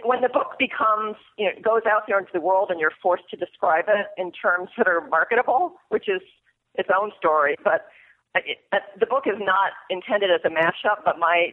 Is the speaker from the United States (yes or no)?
yes; Mystic, Connecticut, United States; moved away as an adult; I grew up in Mystic, Connecticut, which is home to a whaling museum.